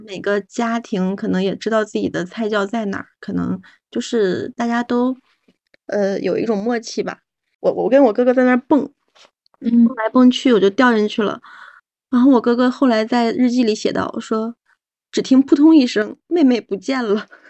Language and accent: Chinese; Hailun, Heilongjiang, China; also born or lived in Lunhe Town; 我小的时候大概十岁以前是在海伦市下面的一个叫轮河镇的镇里长大的。嗯。呃，十岁以后我妈妈为了我跟姐姐的教育问题，然后去了，呃，海伦市里面上学，然后我就搬家了